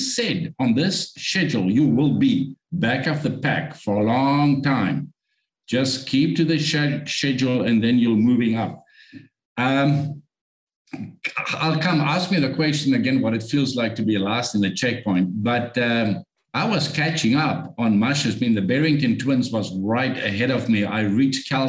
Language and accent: English; South Africa; English is a second language; I'm from Africa. English is not my first language.